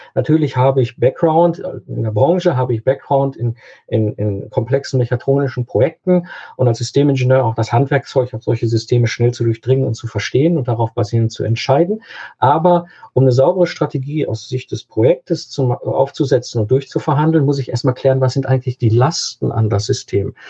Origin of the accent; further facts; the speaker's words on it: Cologne, North Rhine-Westphalia, Germany; hier im Kölner Raum, ich komme aus Köln